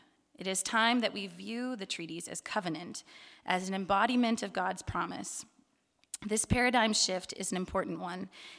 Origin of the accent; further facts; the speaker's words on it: St. Catharines, Ontario, Canada; also born or lived in Winnipeg / Kitchener-Waterloo; I was born in Winnipeg, and my parents moved when I was a baby to southern Ontario, to Kitchener-Waterloo. I grew up then, a couple years later, they moved to St. Catharines in the Niagara region